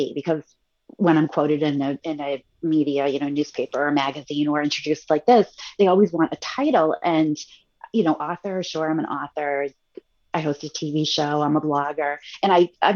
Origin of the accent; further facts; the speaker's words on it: Central Massachusetts, United States; I grew up in Central Mass.